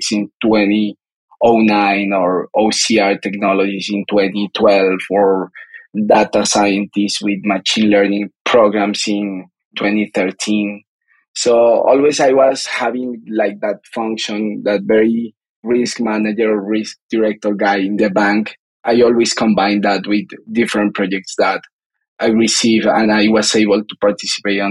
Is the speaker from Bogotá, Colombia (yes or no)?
yes; Bogotá, Colombia; I'm a Colombian guy. I grew up in Bogota, in the capital city of Colombia